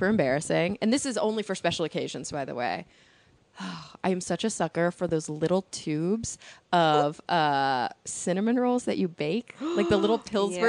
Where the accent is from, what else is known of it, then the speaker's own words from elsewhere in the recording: Texas, United States; because I'm a Texan.